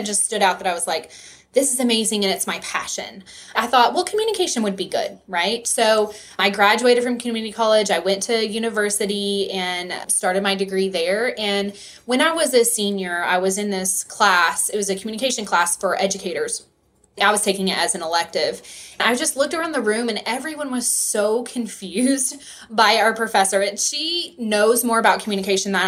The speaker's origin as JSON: {"language": "English", "region": "West Texas", "country": "United States", "tie": "born or raised there", "accent": "Texas", "said": "I am from West Texas. I grew up on a farm right on the Texas-New Mexico state line. And so if you hear that Texas accent, I apologize."}